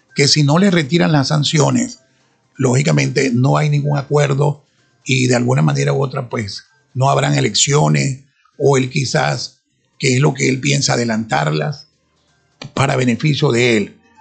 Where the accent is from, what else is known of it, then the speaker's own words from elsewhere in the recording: Sinamaica, Zulia, Venezuela; soy de La Guajira, soy guayú, eh, de madre guayú y de padre guayú, por supuesto. Sinamay, que la cuna de mi nacimiento